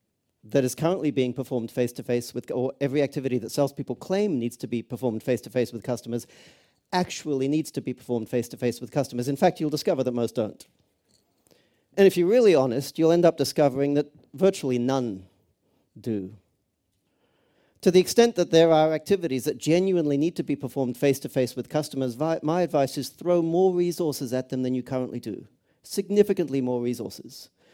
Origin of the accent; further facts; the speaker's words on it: Australia; also born or lived in Cambridge; now in Los Angeles, United States; I was actually born not too far from here in Cambridge, so that's the accent. I grew up in Australia, live in Los Angeles.